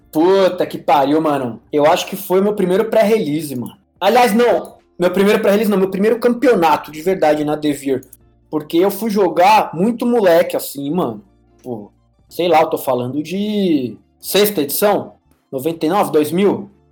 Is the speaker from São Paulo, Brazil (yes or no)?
yes; São Paulo, Brazil; moved away as an adult; now in Panama; Eu Sou de São Paulo, nascido e criado no bairro do Ipiranga